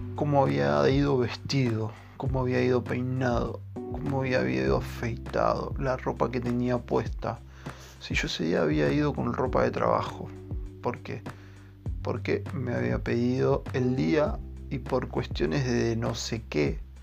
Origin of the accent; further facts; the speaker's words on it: Quilmes, Buenos Aires Province, Argentina; yo soy de Quilmes